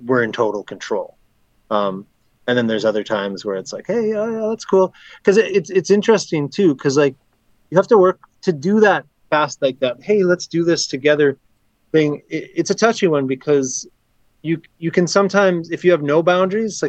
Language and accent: English; Flin Flon, Manitoba, Canada; moved away; also born or lived in Minnesota / Winnipeg; I'm from Minnesota, but I grew up in Flin Flon